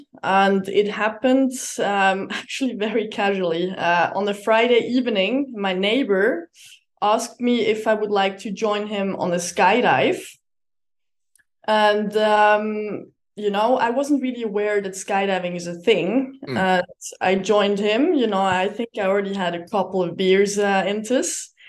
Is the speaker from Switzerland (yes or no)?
yes; Switzerland; I'm from Switzerland, and most of you probably know me as the orange-black flying wingsuit pilot.